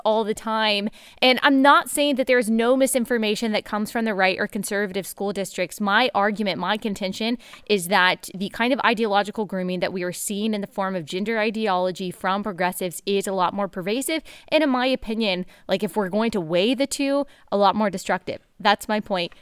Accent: Texas, United States; I grew up in Texas

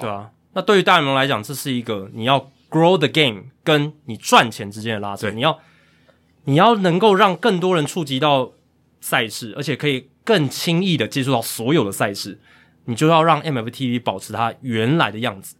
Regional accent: Taiwan; 我们台湾人也都知道该去哪边看

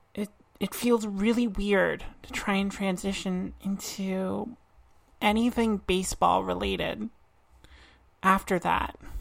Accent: Truro, Nova Scotia, Canada; now in Halifax, Canada; I am Nova Scotian. I was born and raised in Truro, and now live in Halifax.

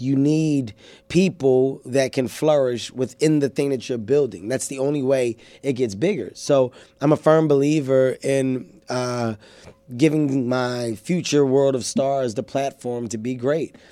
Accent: Philadelphia, Pennsylvania, United States; I come from North Philadelphia. Uh, I'm an inner city kid.

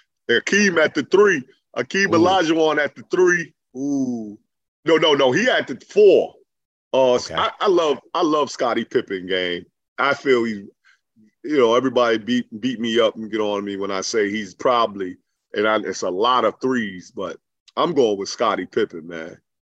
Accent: New York, United States; I grew up in Left Rack City, right around the corner from Brooklyn Nets, Barclay Arena.

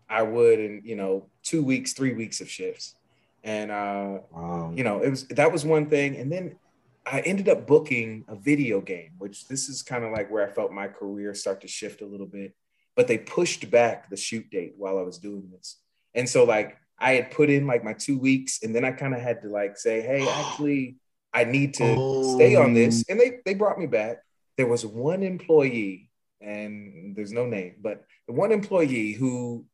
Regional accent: Richmond, Virginia, United States; moved away as an adult; also born or lived in Pittsburgh; I'm from Richmond, Virginia, and there isn't a lot of industry

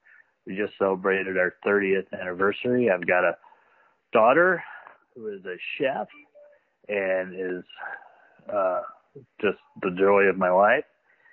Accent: North Carolina, United States; moved away as an adult; now in Colorado, United States; Well, I'm 52 years old. I live in Colorado. Born and raised on the East Coast in North Carolina. Moved out here.

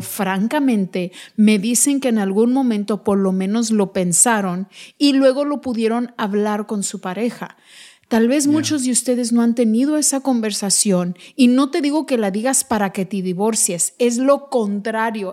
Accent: United States; no solo somos mexicanos, somos mexicoamericanos, hablamos ambos lenguajes

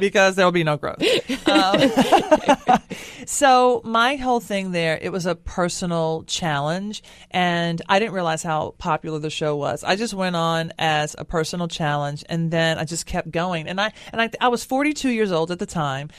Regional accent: Nashville, Tennessee, United States; my hometown of Nashville

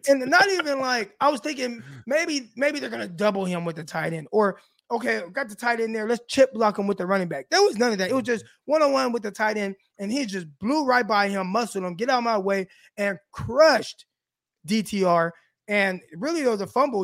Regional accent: Southern California, United States; We're from my hometown, South California

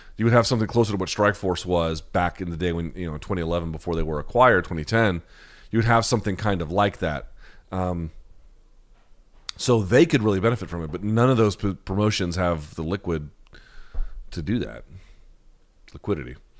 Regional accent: the South, United States; I grew up in the South

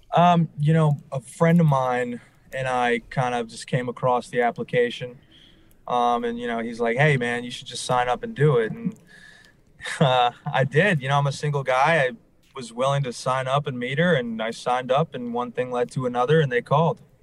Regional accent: New Orleans, Louisiana, United States; moved away as an adult; now in Los Angeles, United States; I'm from New Orleans

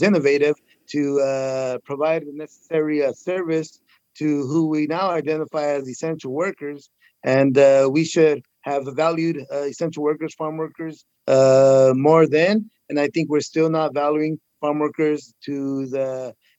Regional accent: Huron, California, United States; I am the mayor of the city of Huron, my hometown

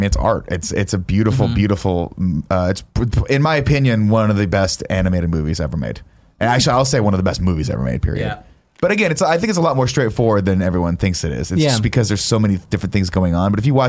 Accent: United States; I say Kaneda because I'm American.

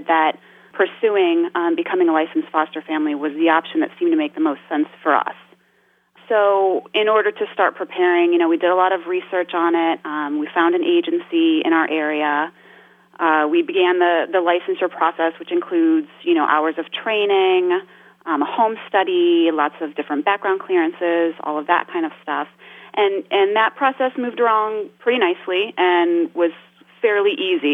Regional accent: East Coast, United States; moved away as an adult; also born or lived in Arizona; we moved across the country from Arizona, where we had met, back to the East Coast, where we're both originally from

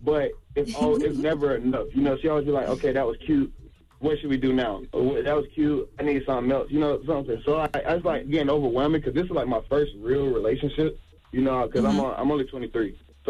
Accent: North Carolina, United States; from North Carolina.

